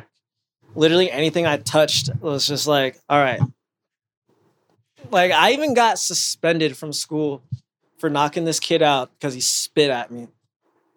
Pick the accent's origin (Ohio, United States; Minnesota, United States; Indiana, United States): Ohio, United States; Canton; I'm from Canton